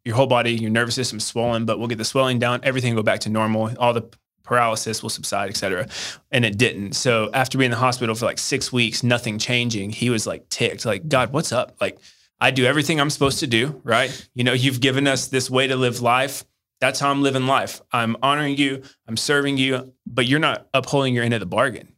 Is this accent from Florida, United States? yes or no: no; Hendersonville, Tennessee, United States; also born or lived in Arkansas; I grew up in Nashville, Tennessee, or just outside of Nashville suburb, uh, Hendersonville, Tennessee